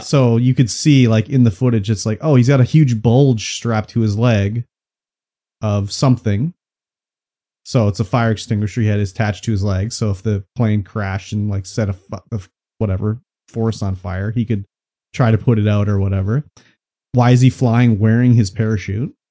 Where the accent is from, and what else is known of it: Canada